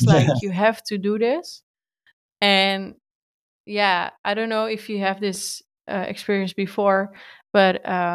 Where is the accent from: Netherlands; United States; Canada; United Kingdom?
Netherlands; English is a second language; I'm from Holland. I thought, okay, my English is not so good.